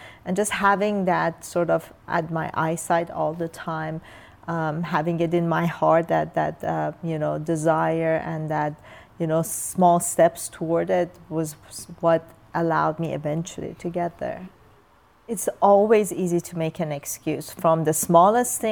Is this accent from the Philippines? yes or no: no; Iran; English is a second language; now in United States; as a young child in Iran